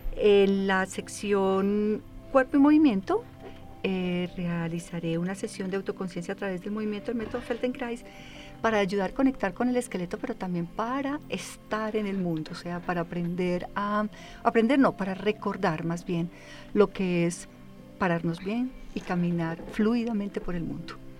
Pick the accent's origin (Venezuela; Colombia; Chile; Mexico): Colombia; nosotros como colombianos